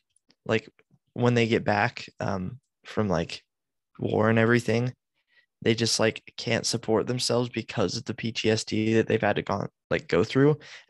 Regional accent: United States; because we're American.

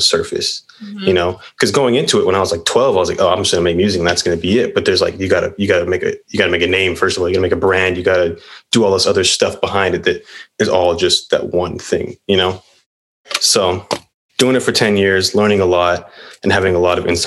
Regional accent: Whittier, California, United States; I'm 22. I'm from Whittier

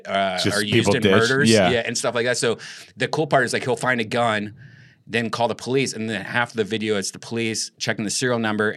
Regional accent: Columbus, Ohio, United States; moved away; I was from Columbus, Ohio

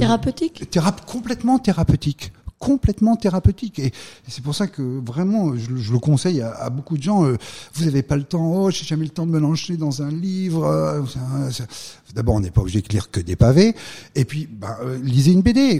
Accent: Valence, Auvergne-Rhône-Alpes, France; moved away as an adult; also born or lived in Lyon; now in United States; Je viens d'une petite ville euh, de la Drôme, je viens de Valence. Euh, j'ai eu euh, la chance de grandir dans, cette région

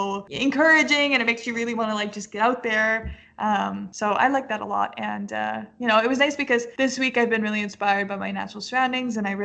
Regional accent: Canada; also born or lived in British Columbia; now in Denver, United States; I'm Canadian

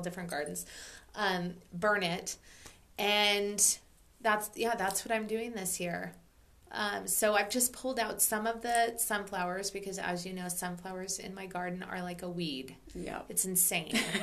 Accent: Oregon, United States; moved away; also born or lived in Maui; growing up in Oregon

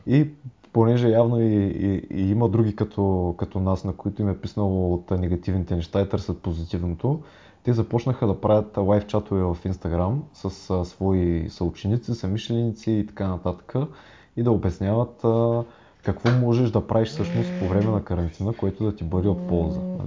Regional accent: Burgas, Burgas Province, Bulgaria; now in Sofia, Bulgaria; ние с Вадим и двамата сме от Бургас, в момента сме локирани в а, София

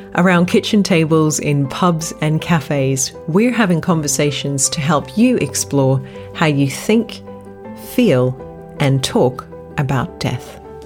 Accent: Australia; I grew up in Australia

